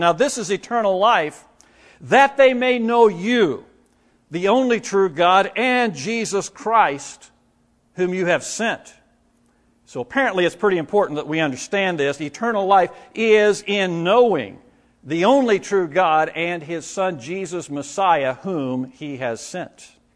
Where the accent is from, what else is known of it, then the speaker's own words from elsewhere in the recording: Indiana, United States; moved away; the area where I grew up in Indiana.